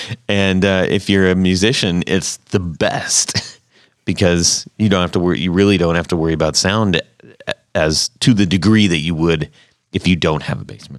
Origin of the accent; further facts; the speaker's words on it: West Coast, United States; also born or lived in Minnesota; now in Ohio, United States; Growing up on the West Coast, I was like, basement, what, you know, there's no basements out there. And it wasn't until I came out, you know, this way, first in Minnesota